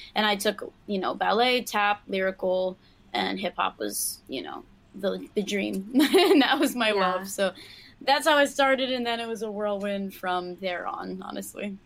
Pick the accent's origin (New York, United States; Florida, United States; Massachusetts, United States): New York, United States; New York City; Born and raised, you know I'm from Queens